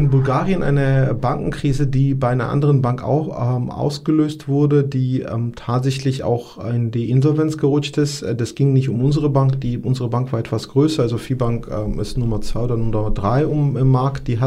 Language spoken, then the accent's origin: German; Georgia; German is a second language; moved away; also ich komme aus Georgien, dort ähm, habe ich tatsächlich auch äh, äh, den Bürgerkrieg erlebt